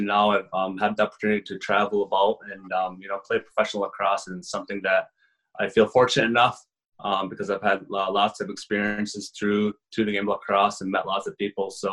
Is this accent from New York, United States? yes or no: yes; Onondaga Nation, upstate New York, United States; From the Onondaga Nation in upstate New York